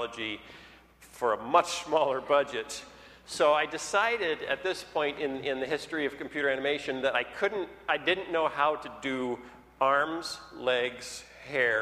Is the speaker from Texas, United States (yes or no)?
no; Iowa, United States; also born or lived in Minnesota; now in Chicago, United States; I grew up in Iowa.